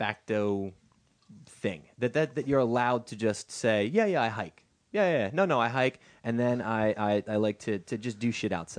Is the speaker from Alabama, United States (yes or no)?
no; the Bay Area, California, United States; Yes, I'm from the Bay Area in California.